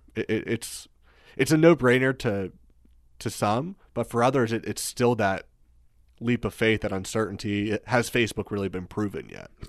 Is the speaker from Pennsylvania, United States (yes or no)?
yes; Pennsylvania, United States; moved away as an adult; also born or lived in Pittsburgh; move back to my hometown